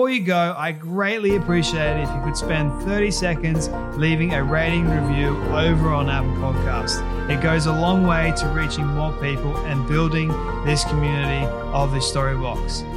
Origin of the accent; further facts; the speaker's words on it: Australia; I'm Australian